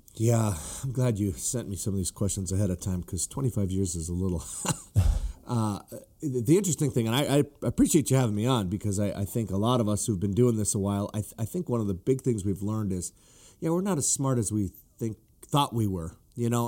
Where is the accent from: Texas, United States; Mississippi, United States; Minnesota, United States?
Minnesota, United States; northern; I grew up, you know, in northern Minnesota